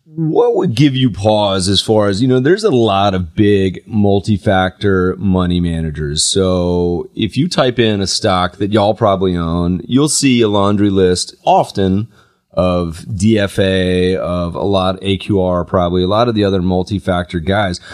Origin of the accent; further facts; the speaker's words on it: North Carolina, United States; Growing up in North Carolina, my grandmother used to pay us